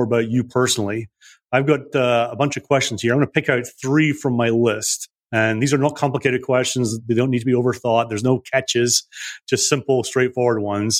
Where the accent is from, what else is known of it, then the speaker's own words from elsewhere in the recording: Scotland, United Kingdom; I'm also from Scotland, and we're a simple people